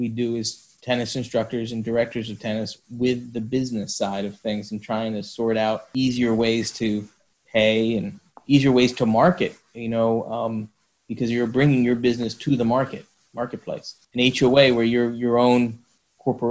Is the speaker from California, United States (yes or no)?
no; New York, United States; now in Florida, United States; I'm a Floridian now. I grew up in New York State